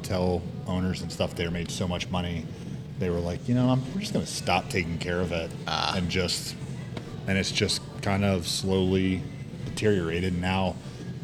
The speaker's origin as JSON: {"language": "English", "town": "Huntersville", "region": "North Carolina", "country": "United States", "tie": "born or raised there", "moved": "as an adult", "lives_now": "South Carolina, United States", "said": "I grew up in North Charlotte, mostly in Huntersville"}